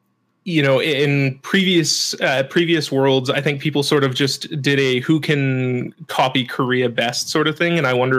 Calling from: Edmonton, Alberta, Canada; I am in Edmonton, Alberta, Canada.

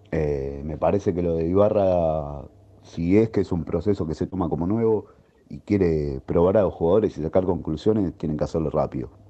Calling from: Domínico, Buenos Aires Province, Argentina; Buenas tardes … de Domínico.

